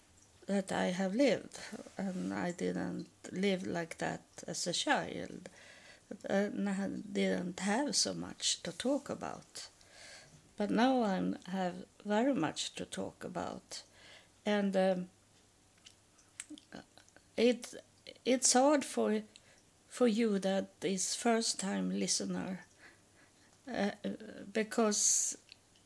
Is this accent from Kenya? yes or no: no; Sweden; moved away as an adult; also born or lived in United States; I'm from Sweden and am homeless in United States